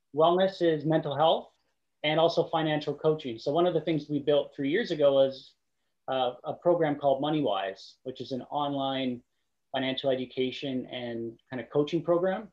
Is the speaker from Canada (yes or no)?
yes; Qualicum Beach, British Columbia, Canada; I grew up in a small town. I grew up in Qualicum Beach.